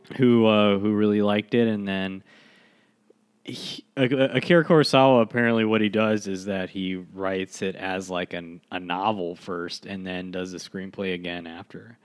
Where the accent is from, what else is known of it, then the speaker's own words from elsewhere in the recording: United States; as an American